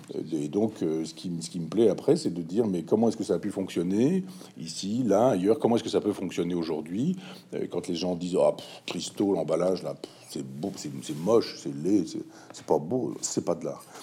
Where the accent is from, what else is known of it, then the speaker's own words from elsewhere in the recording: Chambois, Normandy, France; à Chambois, là mon village natal